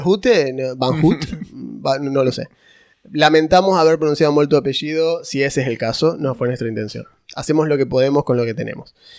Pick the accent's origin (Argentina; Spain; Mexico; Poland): Argentina; Córdoba; yo soy de Córdoba. Es una provincia con un montón de gente dispersa, digamos